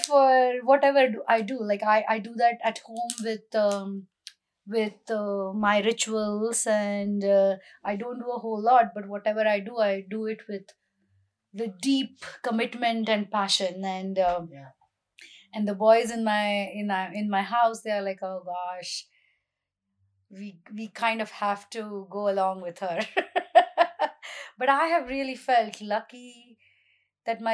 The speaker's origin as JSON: {"language": "English", "country": "India", "tie": "born or raised there", "moved": "as an adult", "lives_now": "United States", "said": "being a Hindu is just something I breathed in air as growing up in India"}